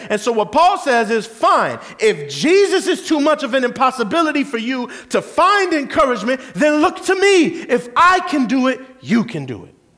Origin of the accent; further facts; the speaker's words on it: Kissimmee, Florida, United States; the very street I grew up on in South Kissimmee